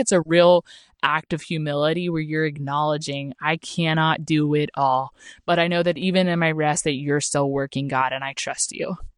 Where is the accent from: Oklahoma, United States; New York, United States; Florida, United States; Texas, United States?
Oklahoma, United States; moved away; I'm from Oklahoma